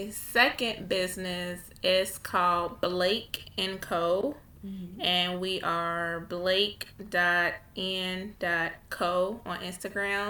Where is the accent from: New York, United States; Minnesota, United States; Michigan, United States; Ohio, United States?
Ohio, United States; I am from Ohio